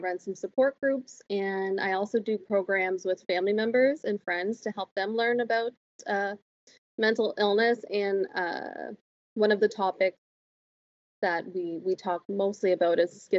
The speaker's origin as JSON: {"language": "English", "town": "Miramichi", "region": "New Brunswick", "country": "Canada", "moved": "as an adult", "lives_now": "Moncton, Canada", "said": "I'm originally from Miramichi, New Brunswick, and I moved probably 4 years ago to Moncton, and now I live right outside of Moncton with my boyfriend."}